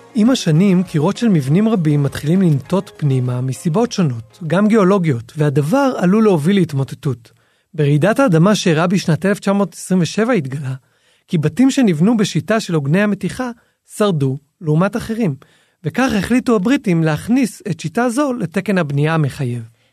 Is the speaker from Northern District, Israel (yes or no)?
no; Jerusalem, Jerusalem District, Israel; אנחנו זוג ירושלמי